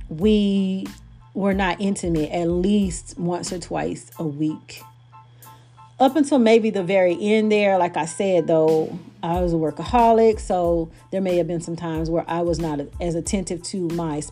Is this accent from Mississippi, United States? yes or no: yes; Brookhaven, Mississippi, United States; moved away; also born or lived in Bogalusa, Louisiana; I'm not from Bogalusa. I'm from Brookhaven, Mississippi.